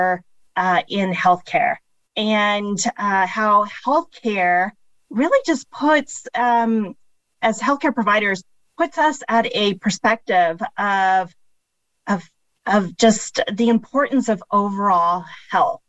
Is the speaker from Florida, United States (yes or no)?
no; Phoenix, Arizona, United States; also born or lived in Chicago, Illinois; I was born outside of Chicago, Illinois. We moved here when I was a toddler and pretty much lived all of my childhood and adulthood in the Phoenix area.